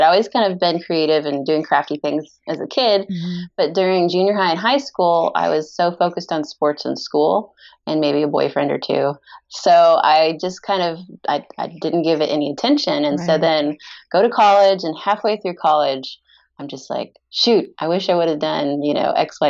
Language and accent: English; California, United States; also born or lived in Texas; now in Oklahoma City, United States; I was born in Texas, moved to California, like Sacramento area, when I was like a year old with my parents. Mm-hmm. And then I went to high school in Central California